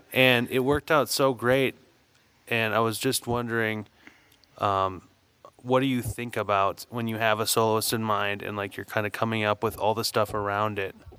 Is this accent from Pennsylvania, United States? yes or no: no; Saint Paul, Minnesota, United States; I grew up in St. Paul, Minnesota